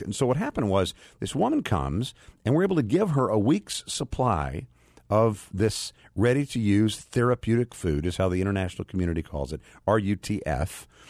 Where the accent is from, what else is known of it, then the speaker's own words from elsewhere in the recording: United States; as an American